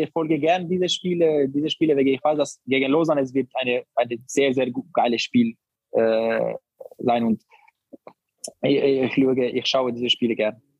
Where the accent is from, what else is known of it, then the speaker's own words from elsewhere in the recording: Barcelona, Catalonia, Spain; German is a second language; ich bin in Barcelona aufgewachsen